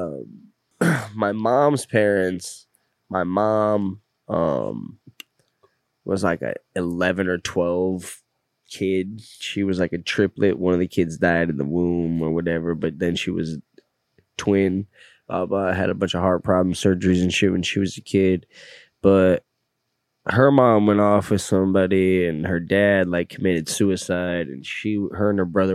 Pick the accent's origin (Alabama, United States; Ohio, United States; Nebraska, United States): Nebraska, United States; Bellwood; moved away; I grew up in the village of Bellwood? In Nebraska.